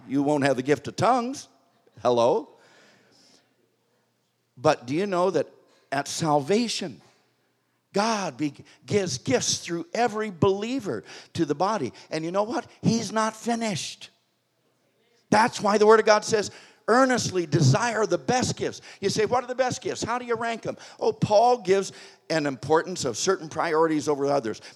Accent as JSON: {"language": "English", "country": "United States", "also_born_or_lived": "Springfield, Missouri", "said": "I'm an American"}